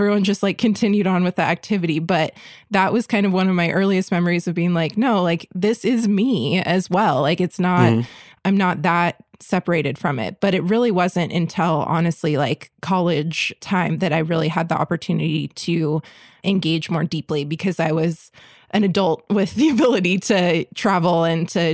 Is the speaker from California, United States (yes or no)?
yes; San Diego, California, United States; moved away as an adult; I grew up in San Diego, which is Kumeyaay homelands